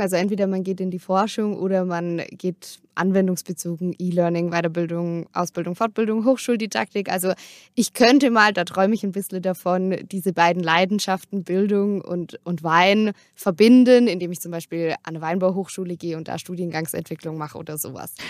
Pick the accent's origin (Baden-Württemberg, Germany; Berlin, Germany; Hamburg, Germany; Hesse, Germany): Baden-Württemberg, Germany; Durbach; moved away as an adult; now in Freiburg, Germany; bei uns im Dorf, wo ich aufgewachsen bin in Durbach